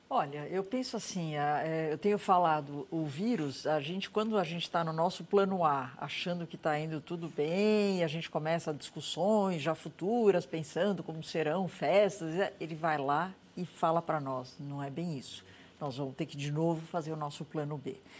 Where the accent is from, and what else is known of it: Brazil